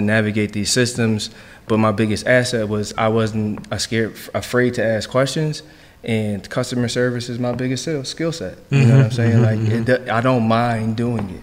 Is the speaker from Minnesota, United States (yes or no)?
no; Philadelphia, Pennsylvania, United States; moved away as an adult; also born or lived in Jersey City; now in Washington, DC, United States; I'm from Philly. I'm from Chew Avenue.